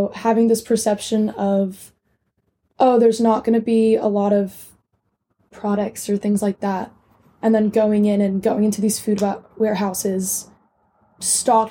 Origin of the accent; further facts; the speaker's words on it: United States; as an American